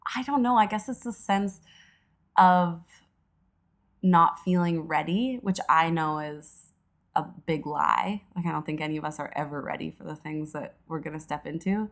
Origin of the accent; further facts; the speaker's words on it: Edmonton, Alberta, Canada; moved away as an adult; now in Toronto, Canada; I was born and raised in Edmonton, Alberta